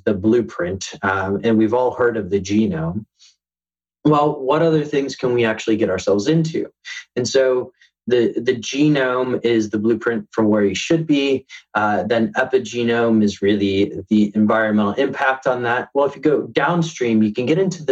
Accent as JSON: {"language": "English", "country": "United States", "said": "I'm American, I have my passport"}